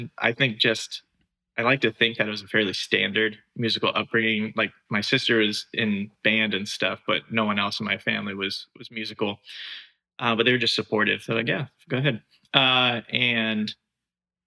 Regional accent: Fredericksburg, Virginia, United States; also born or lived in Michigan; I grew up in Fredericksburg, Virginia

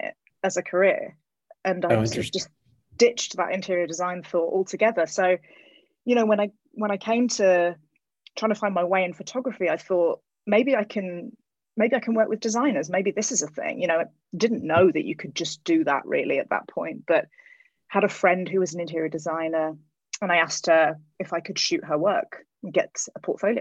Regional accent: England, United Kingdom; moved away as an adult; now in California, United States; I grew up in England

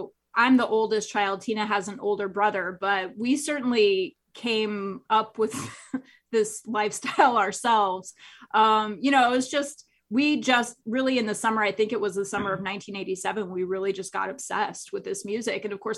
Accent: Nebraska, United States; born or raised there; moved away

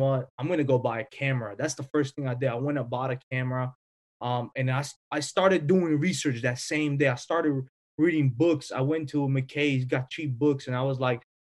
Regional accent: North Macedonia; moved away; I'm obviously from Europe, Macedonia

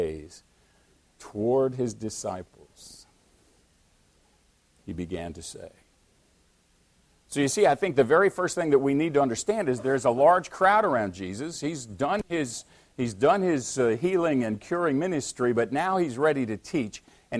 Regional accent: United States; I am an American Christian

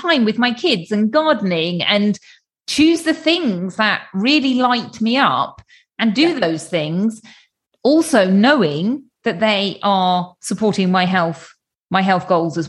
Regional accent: United Kingdom; which is, you know, as a British person, blue skies are always going to be a treat.

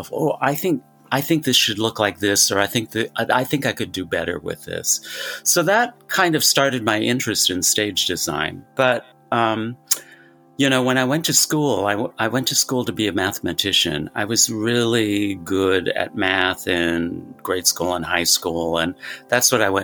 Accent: Portland, Oregon, United States; growing up in Portland, Oregon

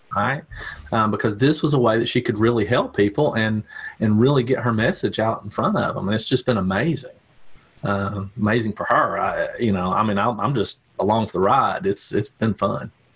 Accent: Tennessee, United States; I am from Tennessee

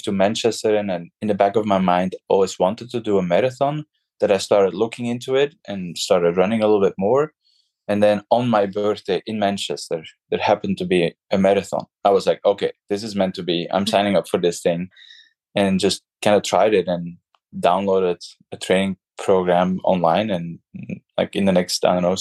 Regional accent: Belgium; moved away as an adult; now in San Francisco, United States; I currently live in San Francisco in California, and I'm originally from Belgium. I moved to California about 7 years ago.

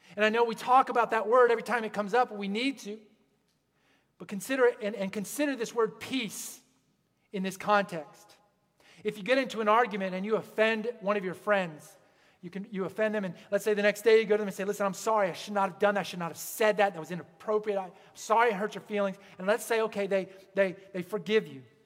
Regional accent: Pennsylvania, United States; moved away; also born or lived in Pacific Northwest; I grew up in Pennsylvania, and the Appalachian Mountains, they kind of just roll.

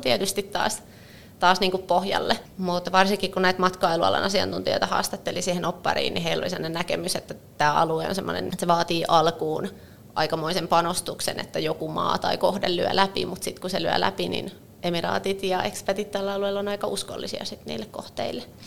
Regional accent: Finland

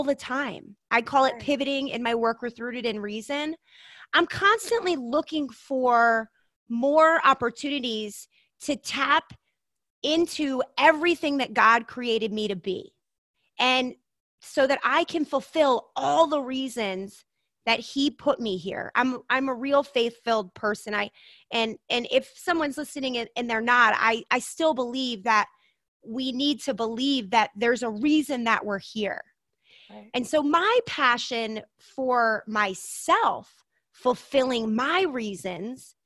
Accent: Maryland, United States; moved away as an adult; also born or lived in Montana / Denver; now in Idaho, United States; I had an amazing childhood, growing up in Maryland, surrounded by incredible family

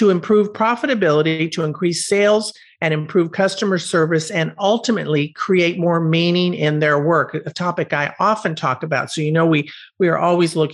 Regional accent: Orlando, Florida, United States; also born or lived in Los Angeles, California; my hometown of Orlando, Florida

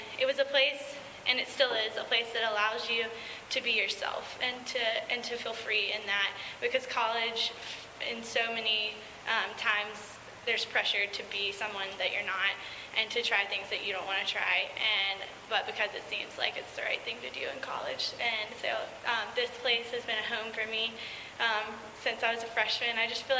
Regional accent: Georgia, United States; moved away as an adult; I'm from Georgia, and so I didn't know anyone. I knew like 3 people when I came here.

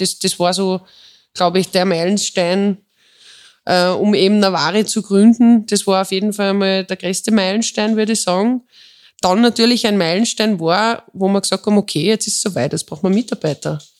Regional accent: Tyrol, Austria; born there; bin äh, eine gebürtige Tirolerin

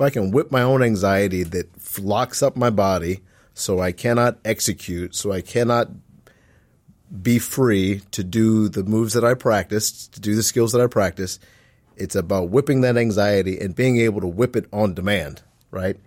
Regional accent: Omaha, Nebraska, United States; moved away; also born or lived in Waterloo, Iowa; I grew up in Nebraska, in Omaha

